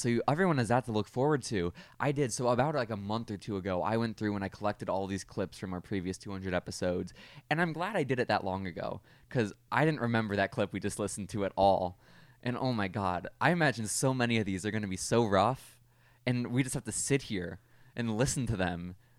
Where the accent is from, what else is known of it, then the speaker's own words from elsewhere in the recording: Texas, United States; we're from Texas. This is not going to make you look good.